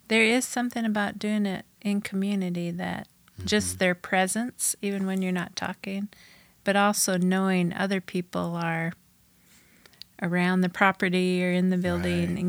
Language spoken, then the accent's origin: English; Bozeman, Montana, United States; born or raised there; also born or lived in Saskatchewan, Canada